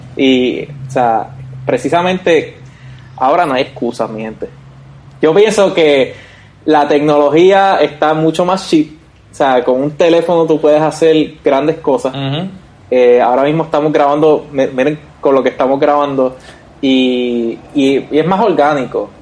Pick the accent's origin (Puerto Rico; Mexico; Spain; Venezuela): Puerto Rico; Vega Baja; nosotros somos de Vega Baja